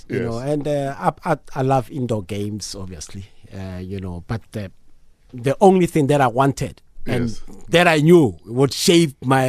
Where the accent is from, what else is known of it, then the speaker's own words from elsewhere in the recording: Mamelodi, Gauteng, South Africa; growing up in Mamelodi